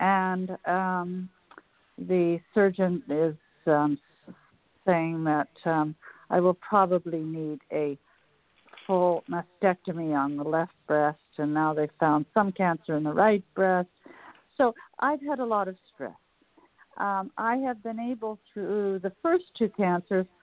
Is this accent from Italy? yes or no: no; Calgary, Alberta, Canada; now in Washington, D.C., United States; I'm from Calgary, although I'm now in Washington, D.C., but I grew up in those mountains